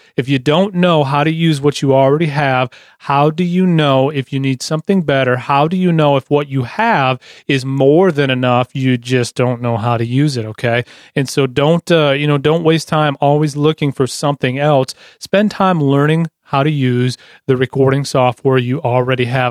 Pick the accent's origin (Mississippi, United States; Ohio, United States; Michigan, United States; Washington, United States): Michigan, United States; Lansing; I'm from Lansing